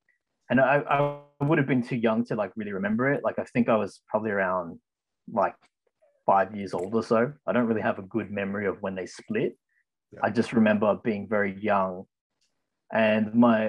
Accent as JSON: {"language": "English", "town": "Ryde", "region": "New South Wales", "country": "Australia", "tie": "born or raised there", "said": "I was born here in Australia, in the Ryde area"}